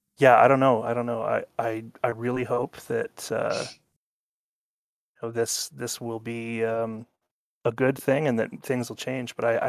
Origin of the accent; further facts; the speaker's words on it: Canada; I'm a Canadian, and we're very excited about the honking.